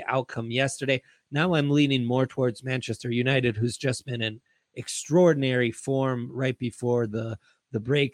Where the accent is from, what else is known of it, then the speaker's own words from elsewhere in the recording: Italy; moved away; I grew up in Italy.